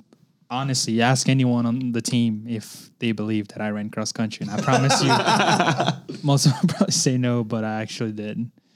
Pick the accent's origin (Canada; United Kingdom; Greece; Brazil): Brazil; Belo Horizonte, Minas Gerais; now in Chattanooga, United States; Originally from Brazil.